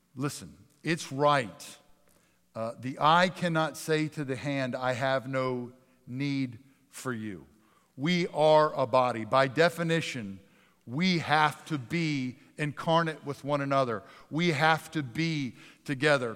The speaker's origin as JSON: {"language": "English", "region": "Northeast", "country": "United States", "tie": "born or raised there", "said": "I grew up in the Northeast."}